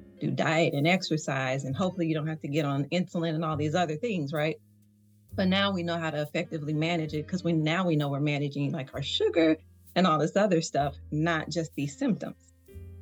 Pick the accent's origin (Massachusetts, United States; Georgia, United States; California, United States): Georgia, United States; the South; accent: Southern; You probably hear the little Southern slang. So yeah, I'm coming from the South.